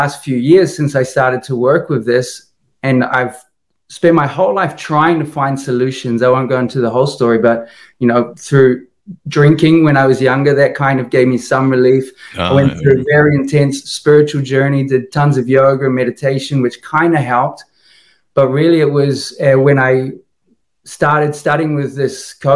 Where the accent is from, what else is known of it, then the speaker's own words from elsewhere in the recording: New Zealand; now in Lisbon, Portugal; I'm from New Zealand, originally from New Zealand